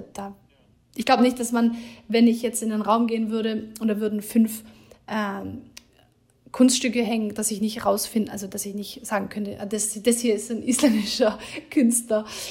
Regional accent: Germany; moved away as an adult; also born or lived in Hamburg; now in Iceland; wir als Deutsche

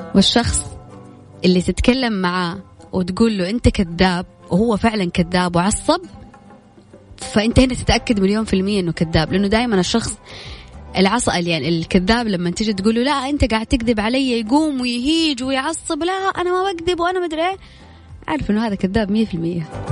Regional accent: Saudi Arabia; عندنا في السعوديه

